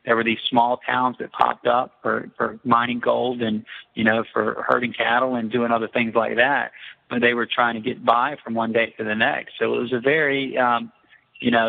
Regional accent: Southeast, United States; I'm from the Southeast.

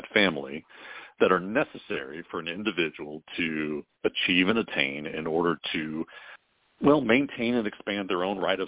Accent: Kentucky, United States; No, I'm from Kentucky.

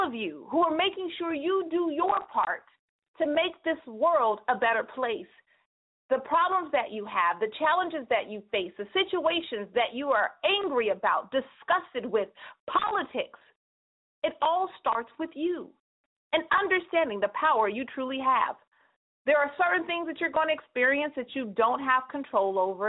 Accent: Northern California, United States; So everybody calling from 209, that's my hometown, NorCal.

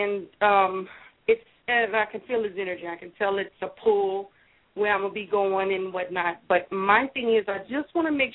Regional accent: Louisiana, United States; I'm from Louisiana.

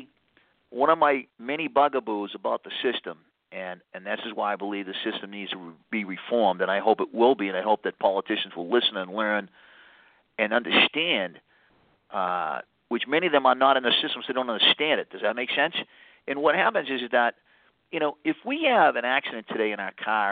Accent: Boston, Massachusetts, United States; I'm an Irish Catholic from Boston.

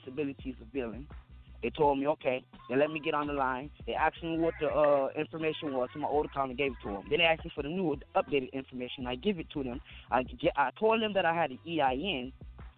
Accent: Wayne County, Michigan, United States; I was born here in Wayne County

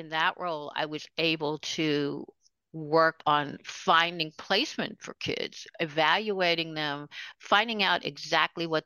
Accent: New York City, New York, United States; I grew up in Queens.

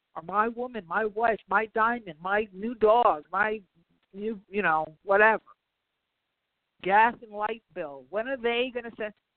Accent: New York, United States; I'm a New Yorker.

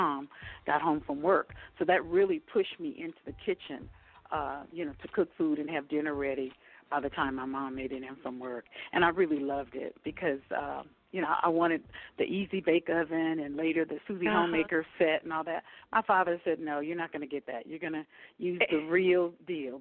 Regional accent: New Orleans, Louisiana, United States; now in Castle Pines, United States; I'm originally from New Orleans, Louisiana

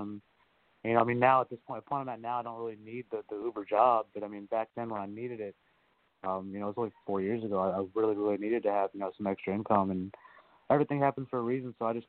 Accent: Bronx, New York, United States; born there; Yes, sir. I was born in the Bronx. Kind of lived all over from there.

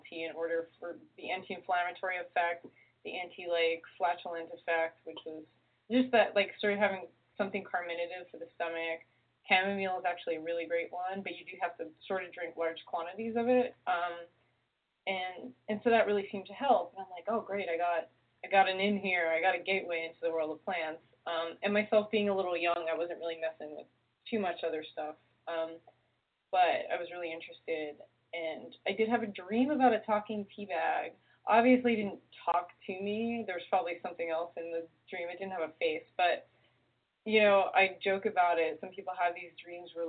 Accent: Jersey City, New Jersey, United States; also born or lived in New York; now in California, United States; I grew up in Jersey City

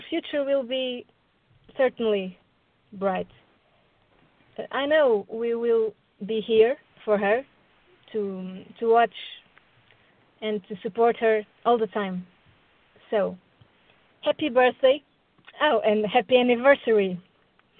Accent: Portugal; I'm from Portugal.

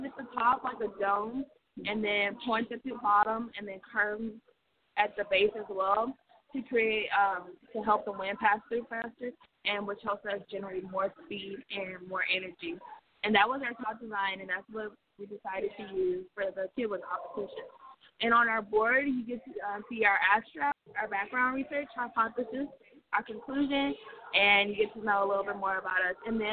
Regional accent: Houston, Texas, United States; I'm from Houston, Texas

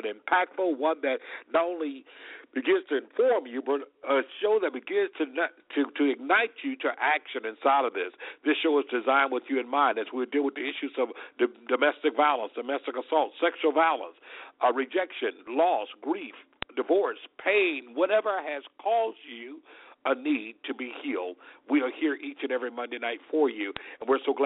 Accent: Selma, Alabama, United States; Selma, my hometown, as many of you may know, that's where I was born and raised, in Selma, Alabama

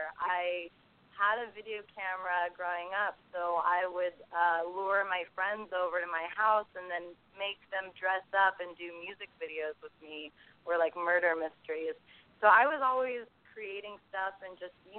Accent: San Francisco, California, United States; moved away as an adult; now in Los Angeles, United States; I'm from the Bay Area, San Francisco, and then so I grew up doing a lot of theater stuff

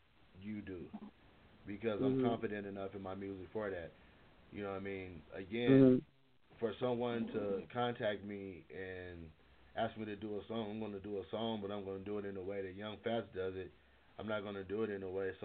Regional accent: Long Beach, California, United States; I'm from Long Beach

